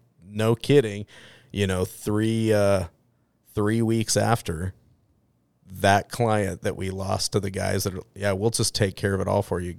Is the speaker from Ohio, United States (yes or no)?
no; Boise, Idaho, United States; I grew up right here in Boise, Idaho.